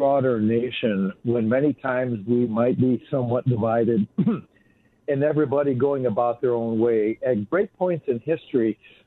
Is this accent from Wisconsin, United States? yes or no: yes; Wisconsin, United States; I grew up a boy in Wisconsin, spending my mornings riding my horse through the woods